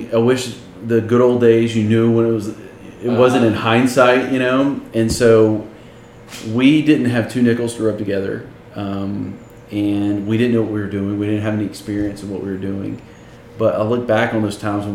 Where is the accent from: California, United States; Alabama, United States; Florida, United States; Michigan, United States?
Alabama, United States; Birmingham; moved away as an adult; also born or lived in Tennessee; now in Austin, United States; born and raised in Birmingham, Alabama